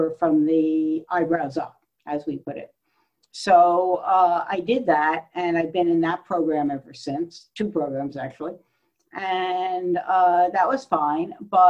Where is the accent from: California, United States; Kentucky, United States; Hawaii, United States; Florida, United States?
California, United States; Central Coast; I'm actually from the Central Coast